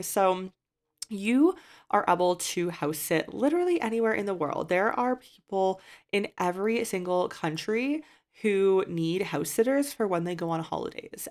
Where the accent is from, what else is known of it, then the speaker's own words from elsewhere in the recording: Canada; moved away as an adult; I've left my home country of Canada's residency